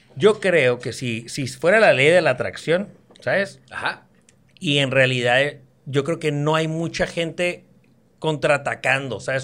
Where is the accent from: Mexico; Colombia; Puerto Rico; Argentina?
Mexico; also born or lived in Mexicali; Como buen mexicano